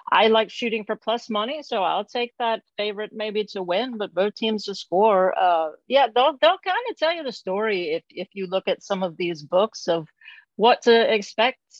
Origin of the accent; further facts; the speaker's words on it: Alabama, United States; I'm from the Gulf Coast of Alabama, so I'm a huge not bandwagoner, but huge Crimson Tide fan.